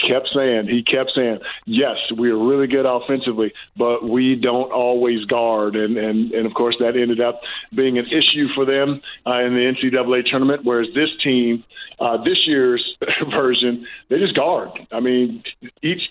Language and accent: English; East St. Louis, Illinois, United States; I'm a Midwestern boy. I'm from East St. Louis, Illinois. So I'm going to go the border war between Illinois and Missouri, because I live right there. I grew up right there